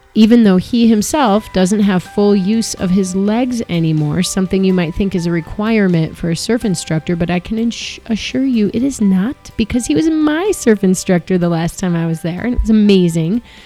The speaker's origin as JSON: {"language": "English", "town": "Chicago", "region": "Illinois", "country": "United States", "tie": "born or raised there", "said": "I grew up in Chicago, which is right in the middle of the country and landlocked"}